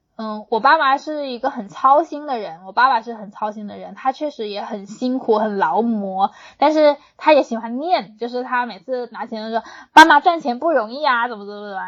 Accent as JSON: {"language": "Chinese", "region": "Hunan", "country": "China", "tie": "born or raised there", "said": "因为我在湖南长大的，我身边的那些小姐妹，湖南女孩子的地位还挺高的"}